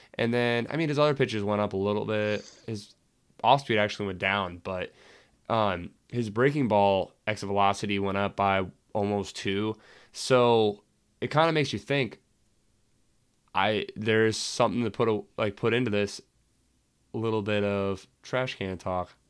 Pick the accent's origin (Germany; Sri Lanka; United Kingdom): United Kingdom; England; I'm English